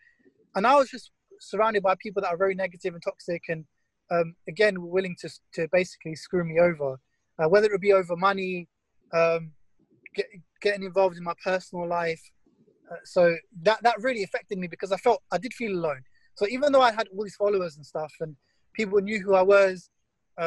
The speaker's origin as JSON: {"language": "English", "area": "Essex", "region": "East of England", "country": "United Kingdom", "tie": "born or raised there", "said": "growing up in Essex"}